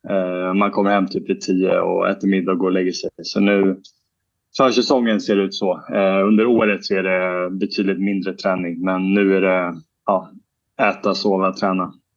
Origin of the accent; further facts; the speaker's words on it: Sweden; moved away as an adult; now in Murcia, Spain; på somrarna när jag är hemma i Sverige